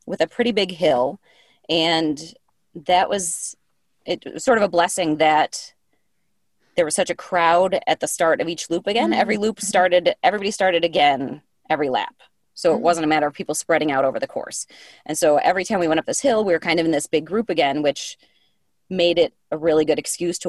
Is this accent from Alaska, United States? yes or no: no; Michigan, United States; moved away as an adult; now in South Carolina, United States; I grew up in Michigan. And so I've lived here like a dozen years now